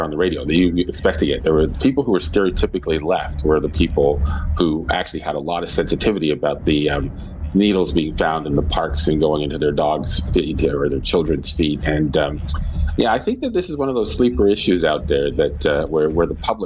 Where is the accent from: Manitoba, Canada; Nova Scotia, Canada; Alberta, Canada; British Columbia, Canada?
Nova Scotia, Canada; moved away; also born or lived in Northern Ontario / Quebec / Ontario; I grew up in Nova Scotia, lived in Northern Ontario, spent some time in Quebec and Ontario.